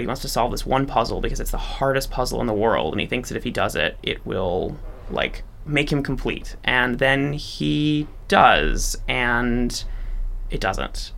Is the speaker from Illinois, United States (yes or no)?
yes; Chicago, Illinois, United States; moved away as an adult; also born or lived in New York; i'm from Chicago, born and raised, uh, good Midwestern stock.